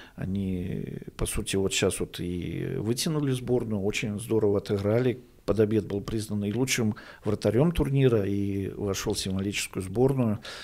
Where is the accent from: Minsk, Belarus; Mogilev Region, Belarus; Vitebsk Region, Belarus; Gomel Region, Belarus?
Vitebsk Region, Belarus; Orsha; я уроженец города Орши